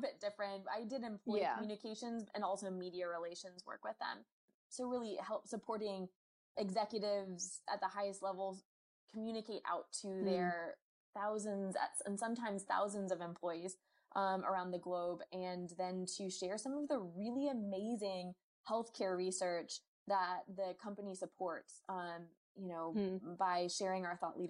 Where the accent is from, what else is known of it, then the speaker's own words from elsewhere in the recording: Durham, North Carolina, United States; moved away as an adult; also born or lived in Washington, D.C.; my hometown